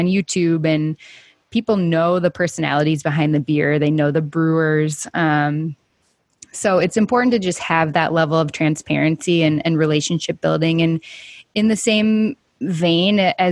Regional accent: Minnesota, United States; I'm from Minnesota, so it's basically Southern Canada

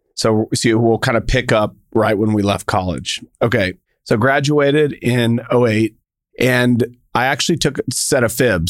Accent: El Paso, Texas, United States; I grew up in El Paso, Texas

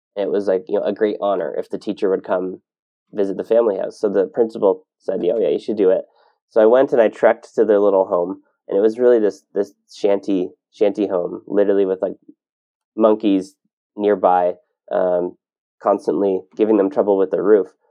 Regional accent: Ontario, Canada; moved away as an adult; now in Kelowna, Canada; I grew up in Ontario

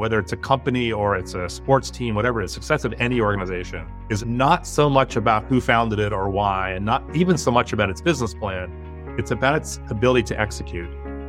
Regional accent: Berkeley, California, United States; I was born and raised in Berkeley, California.

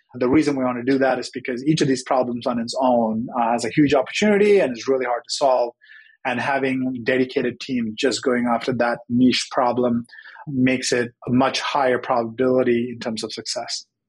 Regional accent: Sri Lanka; moved away as an adult; now in United States; I Grew up in Sri Lanka, came to the US for college.

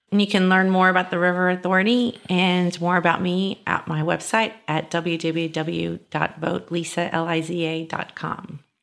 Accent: San Antonio, Texas, United States; I'm born and raised in San Antonio

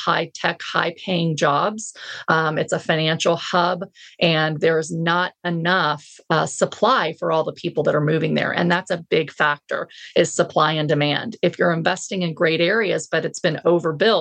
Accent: Texas, United States; I'm a Texan

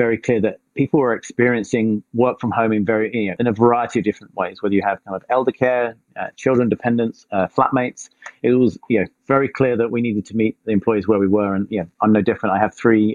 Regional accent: England, United Kingdom; moved away as an adult; now in East Bay, California, United States; I'm originally from England. I now live in the East Bay in California.

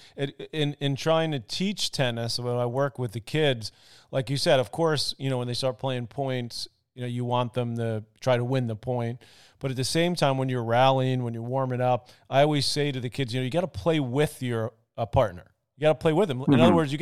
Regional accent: New York City, New York, United States; how we grew up in Queens

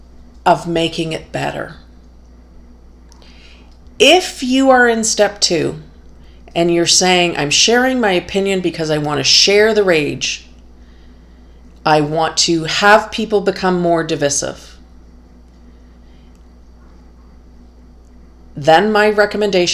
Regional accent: Canada; the freedom and the peace that I enjoy here as a Canadian

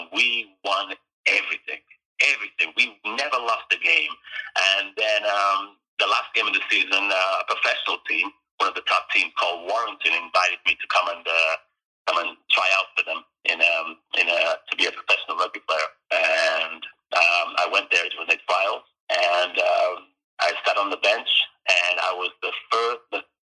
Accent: Jamaica; also born or lived in United Kingdom; now in British Columbia, Canada; I grew up in Jamaica

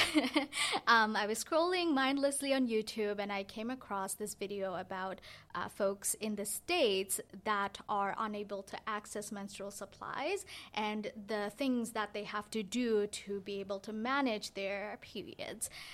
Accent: Bangladesh; now in Canada; I grew up in Bangladesh

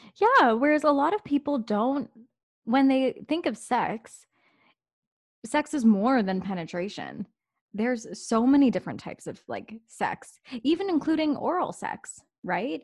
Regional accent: Canada; I am an Indian Canadian gay woman

